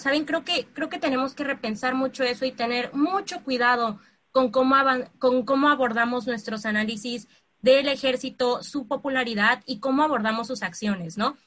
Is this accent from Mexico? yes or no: yes; Mexico; nosotros como mexicanos